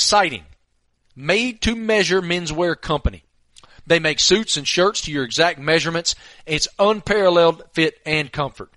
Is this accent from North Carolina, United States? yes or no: yes; Tobacco Road, North Carolina, United States; I grew up on Tobacco Road